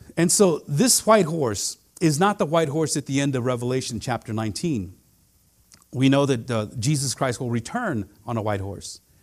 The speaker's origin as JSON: {"language": "English", "area": "Central Valley", "region": "California", "country": "United States", "tie": "born or raised there", "said": "I grew up in the Central Valley"}